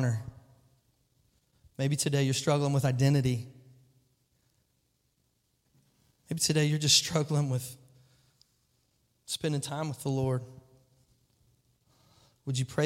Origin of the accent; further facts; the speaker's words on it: Kentucky, United States; I'm a goober from Kentucky